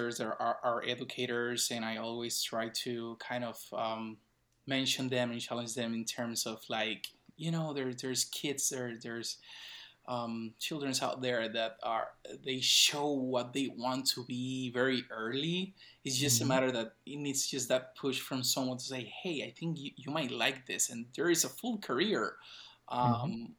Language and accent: English; Ponce, Puerto Rico; I'm from Puerto Rico, I'm from Ponce, I'm from the South